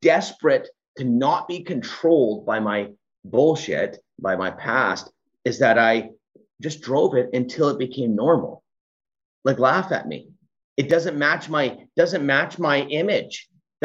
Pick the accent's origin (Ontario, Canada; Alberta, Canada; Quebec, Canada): Alberta, Canada; Edmonton; I was born in the Edmonton city.